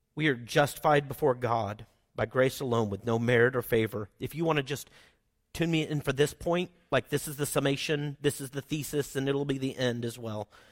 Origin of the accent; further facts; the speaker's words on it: Oklahoma, United States; accent: Oklahoman; I'm from Oklahoma. I speak Oklahoman and not that well.